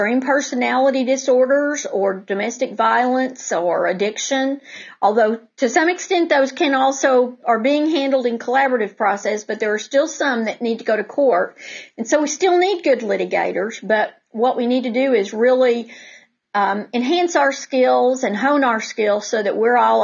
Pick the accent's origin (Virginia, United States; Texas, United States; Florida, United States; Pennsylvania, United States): Texas, United States; Denton; I grew up in Denton